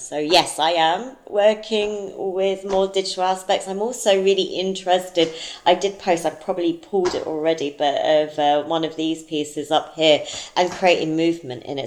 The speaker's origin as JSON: {"language": "English", "region": "London", "country": "United Kingdom", "tie": "born or raised there", "moved": "as an adult", "lives_now": "United States", "said": "growing up in South London"}